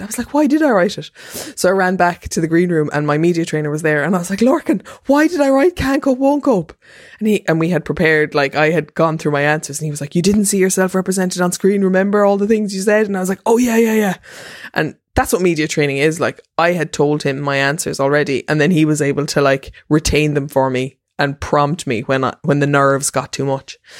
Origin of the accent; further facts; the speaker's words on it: Ireland; as an Irish person